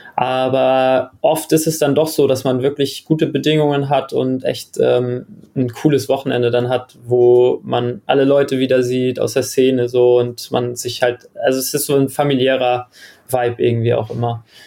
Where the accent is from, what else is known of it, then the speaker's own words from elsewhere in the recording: Germany; also born or lived in Australia; als Deutscher